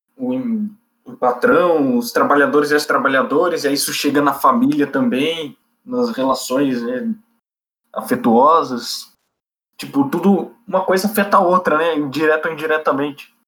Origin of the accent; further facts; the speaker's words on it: Brazil; nós brasileiros